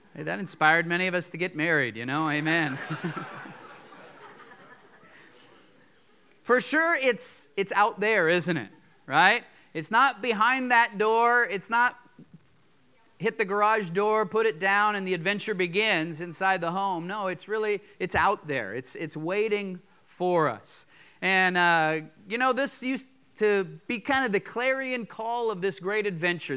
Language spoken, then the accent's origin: English; Fort Collins, Colorado, United States; moved away; I grew up in Fort Collins, uh, Colorado